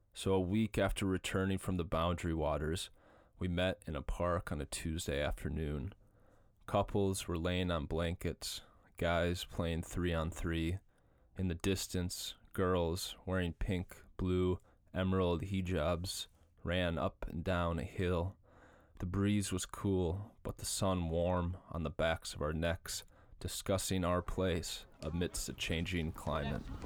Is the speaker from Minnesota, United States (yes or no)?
yes; Minnesota, United States; I grew up in Minnesota